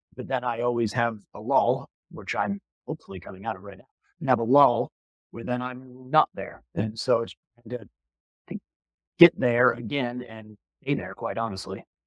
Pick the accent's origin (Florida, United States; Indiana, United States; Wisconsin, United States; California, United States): Wisconsin, United States; Milwaukee; growing up in Milwaukee, Wisconsin